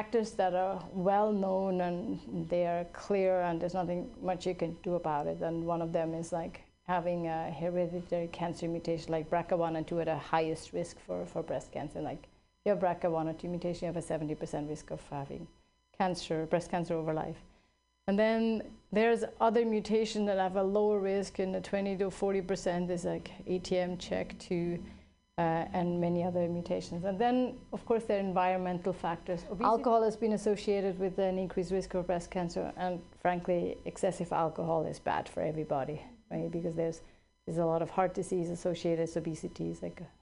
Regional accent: Switzerland; now in California, United States; I grew up in Switzerland.

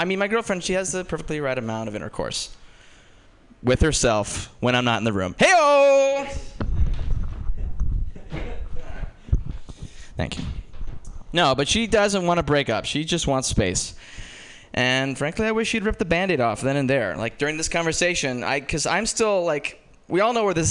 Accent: Georgetown, Indiana, United States; I'm from Georgetown, Indiana

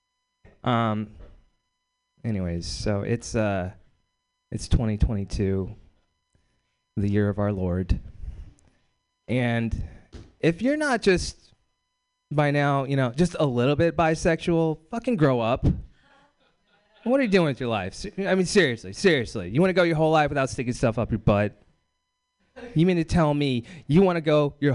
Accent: Bakersfield, California, United States; I'm from Bakersfield, California

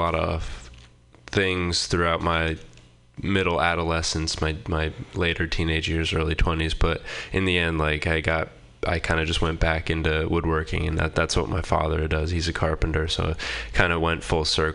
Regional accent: Boothbay, Maine, United States; moved away as an adult; now in Portland, United States; I grew up in Maine in a town called Booth Bay, a pretty small town

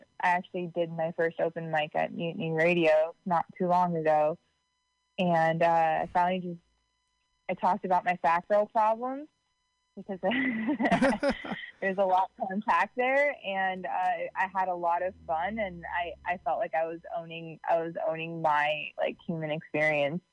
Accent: Livermore / San Francisco Bay Area, California, United States; I kind of like half grew up here, half grew up in the city.

